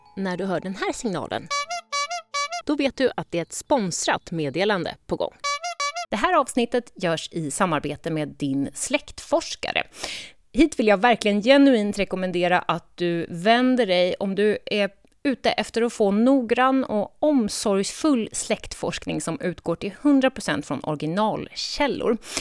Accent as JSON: {"language": "Swedish", "region": "Gotland", "country": "Sweden", "tie": "born or raised there", "said": "min hemö Gotland"}